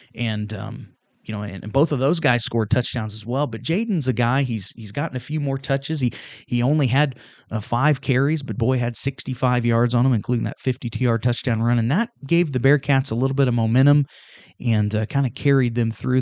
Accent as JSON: {"language": "English", "town": "Union Star", "region": "Missouri", "country": "United States", "tie": "born or raised there", "said": "I'm from Union Star, so I, I get the small town thing. I had 19 in my class"}